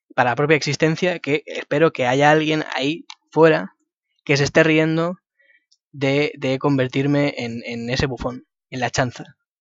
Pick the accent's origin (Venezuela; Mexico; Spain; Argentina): Spain; Madrid, Community of Madrid; yo soy de Madrid